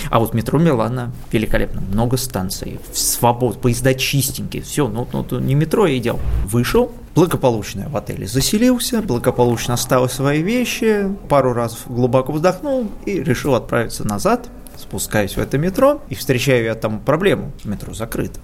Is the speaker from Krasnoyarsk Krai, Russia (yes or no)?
no; Moscow, Russia; я москвич